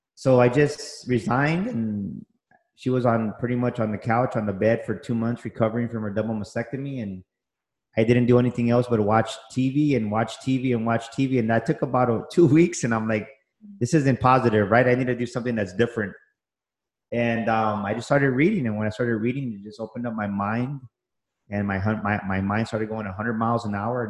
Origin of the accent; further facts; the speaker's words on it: San Antonio, Texas, United States; I grew up here, born and raised in San Antonio